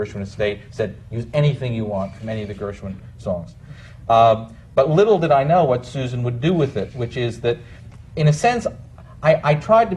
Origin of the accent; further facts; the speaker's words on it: York, Pennsylvania, United States; moved away; I come from, well, originally York, Pennsylvania, in the Amish Dutch country